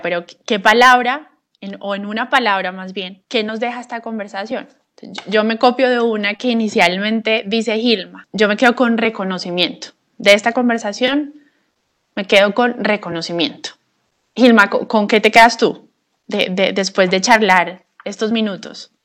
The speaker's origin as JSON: {"language": "Spanish", "country": "Colombia", "said": "nosotros como colombianas"}